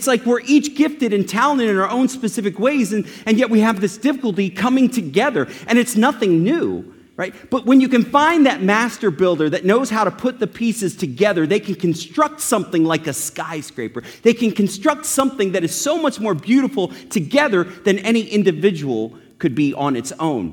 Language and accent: English; Kennett Square, Pennsylvania, United States; also born or lived in Delaware; now in Dallas, United States; I grew up in a little place called Kennett Square, Pennsylvania.